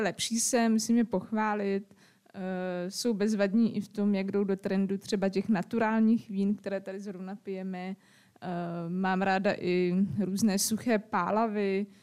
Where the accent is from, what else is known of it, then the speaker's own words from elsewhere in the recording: Pardubice, Pardubice Region, Czechia; now in Zábřeh, Czechia; jsem tam narodila, jsem prostě Pardubičák